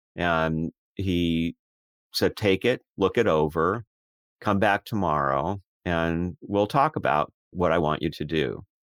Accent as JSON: {"language": "English", "country": "United States", "tie": "born or raised there", "said": "I spoke with an accent, even though I was born in America, when I was a child."}